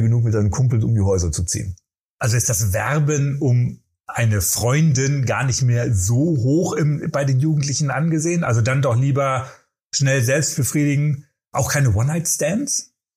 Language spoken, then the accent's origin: German; Germany; wir Deutsche